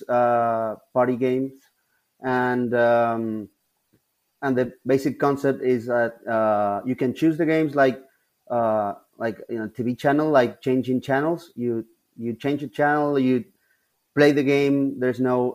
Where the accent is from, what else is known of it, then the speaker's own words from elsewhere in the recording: Buenos Aires, Argentina; we're from Buenos Aires, the capital city of Argentina